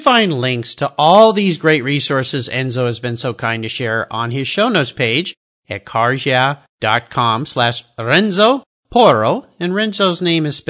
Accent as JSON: {"language": "English", "country": "United States", "said": "being an American"}